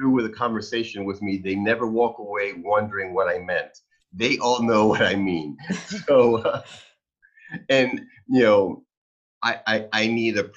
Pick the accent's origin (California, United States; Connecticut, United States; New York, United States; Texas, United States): New York, United States; moved away; I'm originally from New York